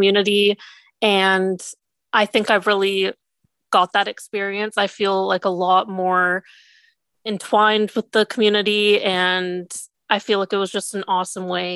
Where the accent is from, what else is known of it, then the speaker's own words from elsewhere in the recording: Eastern Washington, United States; I'm from Eastern Washington